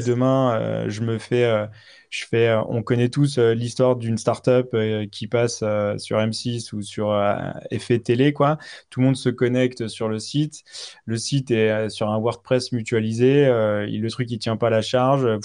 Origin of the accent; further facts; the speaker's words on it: France; on est français